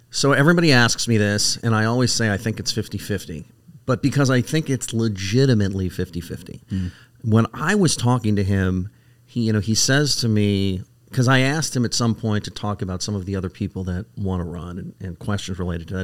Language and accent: English; California, United States; moved away; I'm from California originally